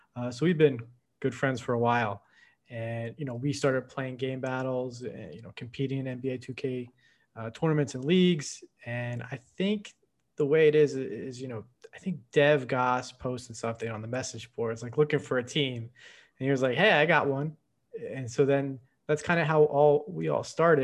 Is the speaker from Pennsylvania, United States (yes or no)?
yes; Philadelphia, Pennsylvania, United States; moved away as an adult; now in Washington, D.C., United States; we're from Philadelphia, right outside of Philadelphia.